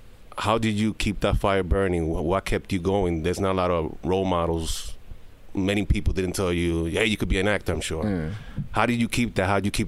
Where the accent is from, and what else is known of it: New York City, New York, United States; born or raised there